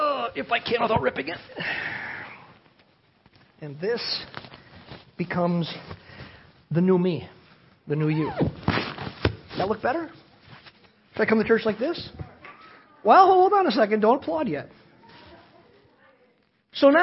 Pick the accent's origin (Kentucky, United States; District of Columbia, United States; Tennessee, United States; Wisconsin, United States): Wisconsin, United States; Cedarburg; I was raised in Cedarburg, Wisconsin, to a beer-drinking, construction-working family